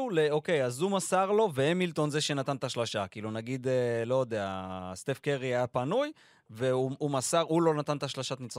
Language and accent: Hebrew; Israel; אנחנו גדלנו פה